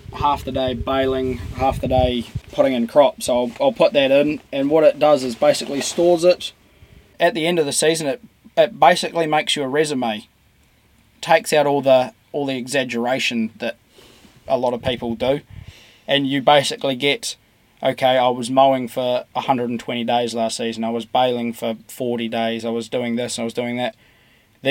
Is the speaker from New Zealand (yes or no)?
yes; New Zealand; part of agriculture in New Zealand